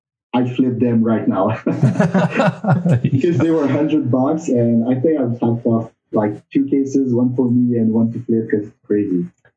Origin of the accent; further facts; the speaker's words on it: Bourgogne-Franche-Comté, France; born there; I was born in Burgundy. My mom is French from there.